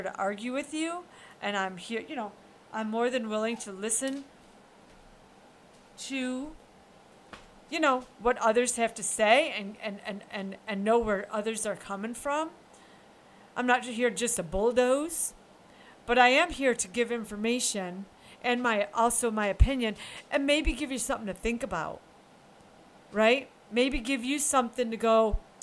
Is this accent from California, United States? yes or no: no; upstate New York, United States; I'm from New York. I'm upstate